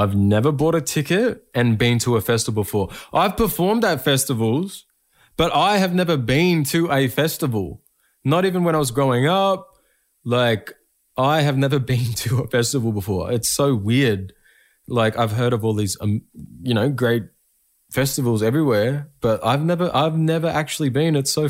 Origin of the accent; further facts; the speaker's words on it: Echuca, Victoria, Australia; Throughout my career, you know, my hometown and the communities surrounding my hometown and in regional Victoria have been huge supports, you know, in my journey.